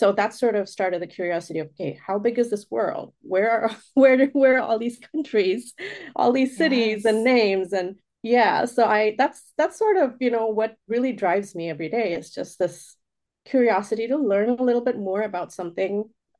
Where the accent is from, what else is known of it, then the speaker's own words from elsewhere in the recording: Oman; also born or lived in India; I was born in India, but raised outside of the country in Oman. And so just having that differentiation of, okay, this is where I'm really from, but this is where home is for the most part.